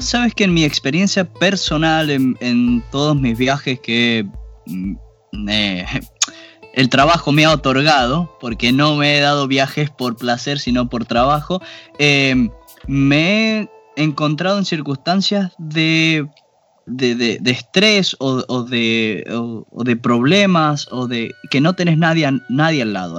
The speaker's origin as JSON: {"language": "Spanish", "country": "Argentina", "moved": "yes", "said": "nosotros que somos argentinos"}